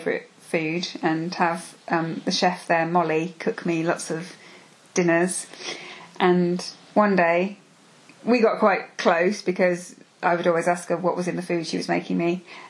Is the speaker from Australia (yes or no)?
no; Birmingham, West Midlands, United Kingdom; born and bred in Brum.